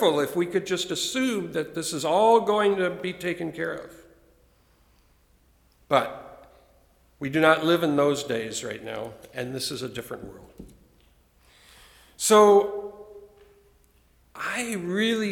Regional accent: United States; growing up in America

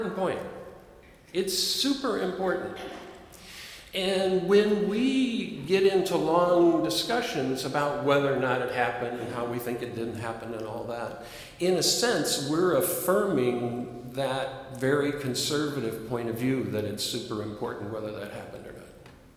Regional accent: Chicago, Peoria, Illinois, United States; first language English; I'm a Chicagoan. I'm a Peorian

